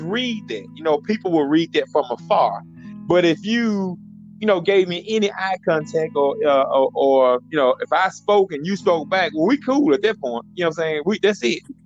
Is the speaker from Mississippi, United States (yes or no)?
yes; Hazlehurst, Mississippi, United States; accent: Mississippi; I know you can hear this Mississippi accent